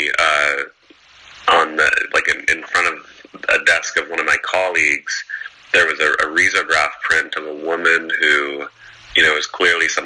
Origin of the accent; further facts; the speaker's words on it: Portland, Oregon, United States; also born or lived in Eugene, Oregon; now in Los Angeles, United States; Growing up in Portland, Oregon, and going to school in Eugene